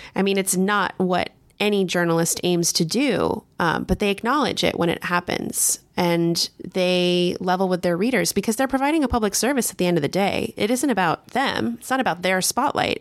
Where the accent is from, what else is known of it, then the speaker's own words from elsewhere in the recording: California, United States; also born or lived in Texas; now in Washington, D.C., United States; I grew up in California and I lived in Texas for a time